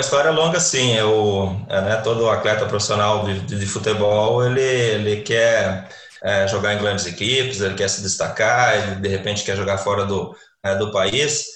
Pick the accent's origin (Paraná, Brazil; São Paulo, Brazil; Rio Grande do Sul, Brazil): Paraná, Brazil; also born or lived in Lebanon; eu sou do Paraná